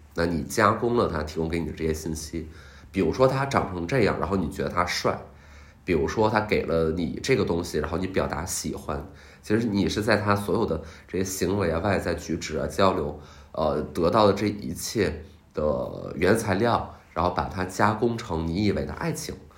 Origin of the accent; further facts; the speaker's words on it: Qiqihar, Heilongjiang, China; 我一九九三年出生于东北，呃，黑龙江，吉祥哈尔